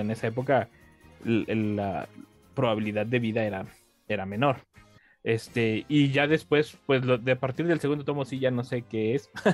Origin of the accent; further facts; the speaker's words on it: Mexico; como mexicanos que estamos acá